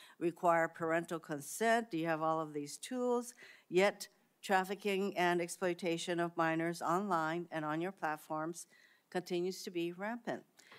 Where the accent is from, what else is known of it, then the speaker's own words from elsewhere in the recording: Hawaii, United States; Sex trafficking is a serious problem in my home state of Hawaii, especially for Native Hawaiian victims.